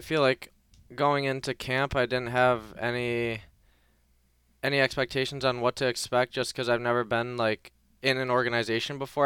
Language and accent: English; Detroit, Michigan, United States; moved away; I got to play in my, my hometown for one of the preseason games in Detroit